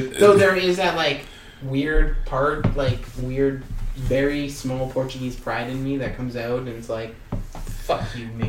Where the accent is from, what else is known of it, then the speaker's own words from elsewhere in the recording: Canada; But as a Canadian